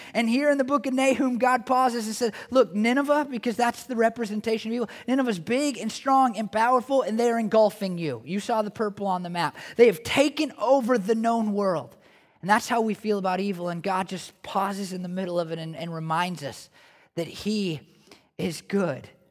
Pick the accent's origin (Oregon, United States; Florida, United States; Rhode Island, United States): Oregon, United States; I'm from Oregon